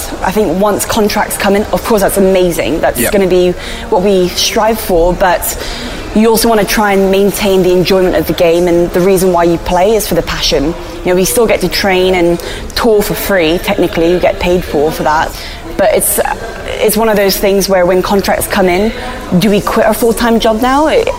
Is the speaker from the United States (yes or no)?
no; Hong Kong; being born and bred in Hong Kong, I don't really speak Cantonese, but I can understand some of the terminologies that they use.